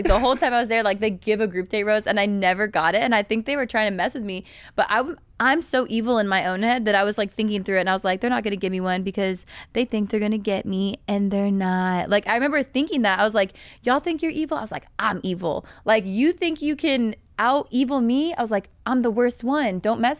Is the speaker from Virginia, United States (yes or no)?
yes; Virginia, United States